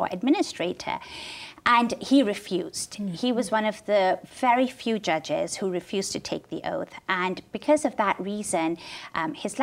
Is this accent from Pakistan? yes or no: yes; Lahore, Punjab, Pakistan; moved away; also born or lived in England; I grew up in Pakistan. I was born and raised in Lahore and spent most of my life there, my early life there, except for about 4 years when my family sought asylum in England.